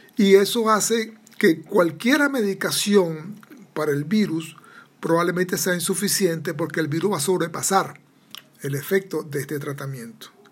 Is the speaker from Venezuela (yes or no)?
yes; Venezuela; soy venezolano